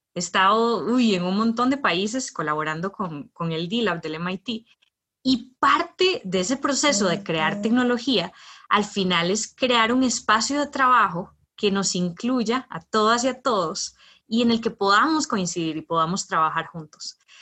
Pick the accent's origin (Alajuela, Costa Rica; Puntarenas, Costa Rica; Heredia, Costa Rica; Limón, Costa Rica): Heredia, Costa Rica; yo soy de Heredia